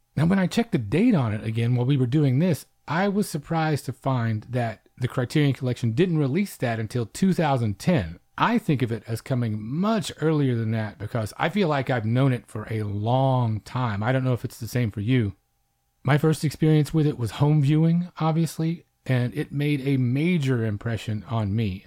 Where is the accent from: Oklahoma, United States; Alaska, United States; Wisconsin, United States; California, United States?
Oklahoma, United States; coming from my end of things out on the Great Plains